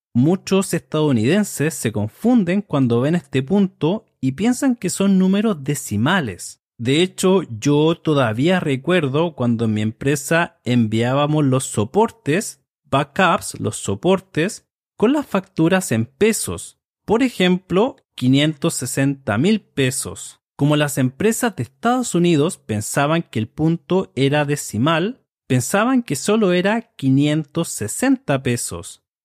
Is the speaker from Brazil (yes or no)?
no; Chile; soy de Chile